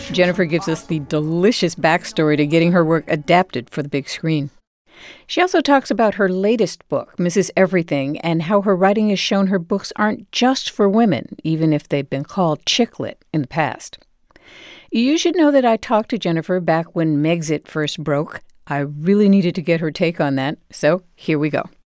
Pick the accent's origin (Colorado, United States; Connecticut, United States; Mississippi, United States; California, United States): Connecticut, United States; New Haven; I'm from New Haven